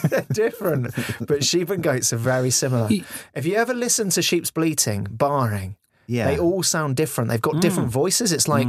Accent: Derby, East Midlands, United Kingdom; Well, we're from Derby.

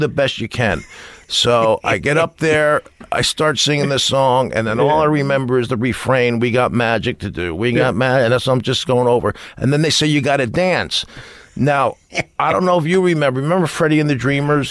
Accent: New Jersey, United States; I'm a jock from New Jersey

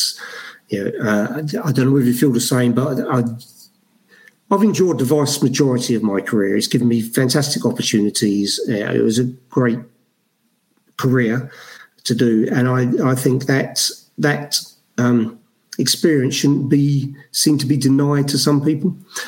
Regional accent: Brixton, London, United Kingdom; We talked about the police a lot growing up in Brixton in the 80s and things like that, never talked about a fire service.

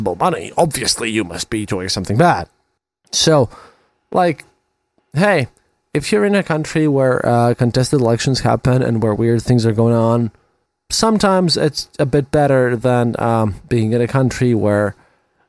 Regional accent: Latvia

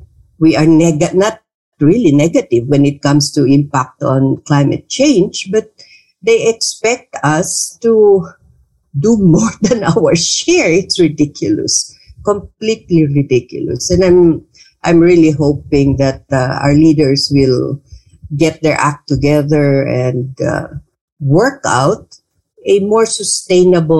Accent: Bangsamoro Autonomous Region in Muslim Mindanao, Philippines; now in Manila, Philippines; I come from the Bangsamoro Autonomous Region of Muslim Mindanao

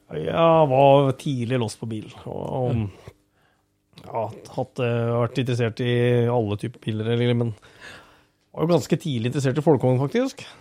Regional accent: Skien, Telemark, Norway; er jeg født og oppvokst på Geitryggen, rett eh, i, i Skien

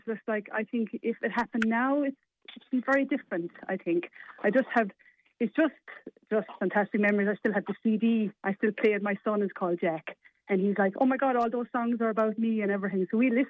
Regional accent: Tipperary, Munster, Ireland; I'm from Tipperary originally.

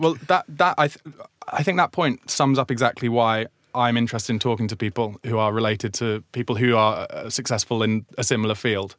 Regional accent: Surrey, South East England, United Kingdom; I grew up in Surrey, but not in Croydon

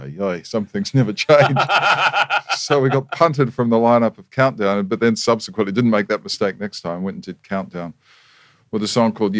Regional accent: New Zealand; moved away as an adult; now in Australia; I was born in New Zealand, proud to be a New Zealander, love my New Zealand heritage, still have family there

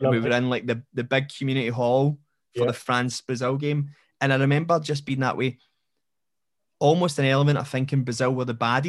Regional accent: Linwood, Scotland, United Kingdom; Because I grew up in Renfrewshire. I grew up in Linwood.

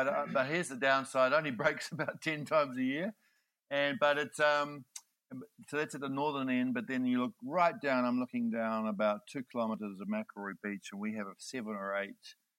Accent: New Zealand; moved away as an adult; also born or lived in Singapore; as a Kiwi boy, you grow up given a little P-class yacht

